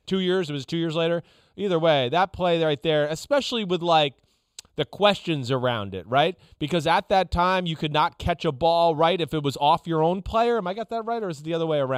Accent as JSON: {"language": "English", "region": "New Jersey", "country": "United States", "tie": "born or raised there", "said": "David Tyree, you know, I grew up around him in North Jersey"}